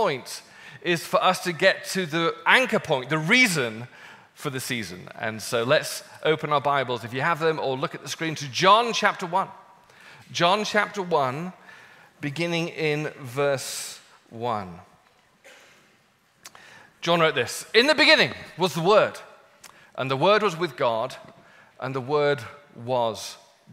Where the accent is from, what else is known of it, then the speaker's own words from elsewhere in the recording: United Kingdom; I'm British